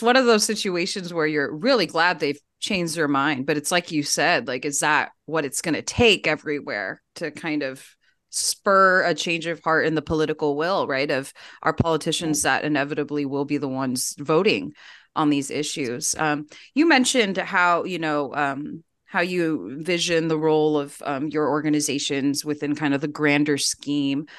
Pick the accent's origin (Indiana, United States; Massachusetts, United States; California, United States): California, United States; I grew up in California. We're still in California